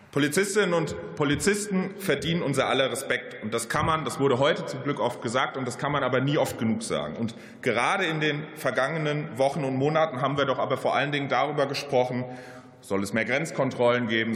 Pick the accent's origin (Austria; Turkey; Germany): Germany; Mainz, Rhineland-Palatinate; in meiner Heimat Mainz